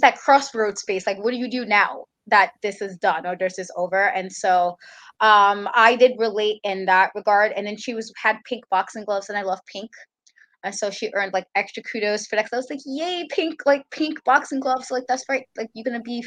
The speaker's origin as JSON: {"language": "English", "town": "New York City", "region": "New York", "country": "United States", "said": "New Yorker"}